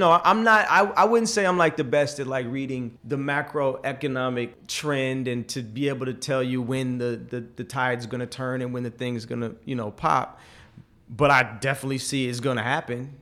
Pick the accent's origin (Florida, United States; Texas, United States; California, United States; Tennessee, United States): California, United States; forty minutes from Silicon Valley; also born or lived in China; I didn't know about Silicon Valley, even though I grew up, like, forty minutes from there